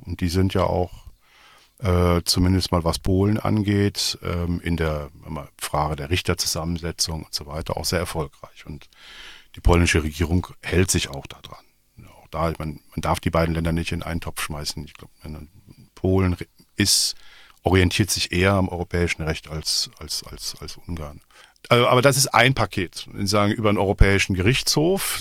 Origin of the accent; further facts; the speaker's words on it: Rhineland, Germany; now in Belgium; Ich bin Rheinländer